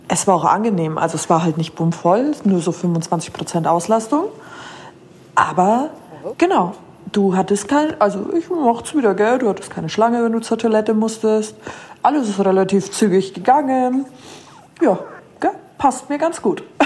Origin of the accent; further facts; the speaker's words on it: Munich, Bavaria, Germany; als Münchner